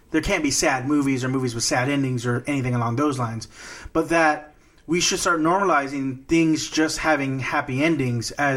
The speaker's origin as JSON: {"language": "English", "town": "Corpus Christi", "region": "Texas", "country": "United States", "tie": "born or raised there", "said": "where I grew up in Corpus Christi, home of Salinas, the drive-bys were just a thing that existed"}